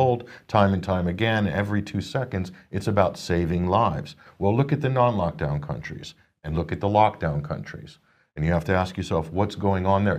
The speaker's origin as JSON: {"language": "English", "region": "Nebraska", "country": "United States", "tie": "born or raised there", "said": "this is my home state, Nebraska"}